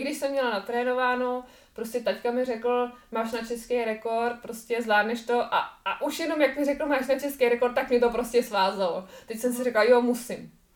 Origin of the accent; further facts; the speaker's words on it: Czechia; u nás v Čechách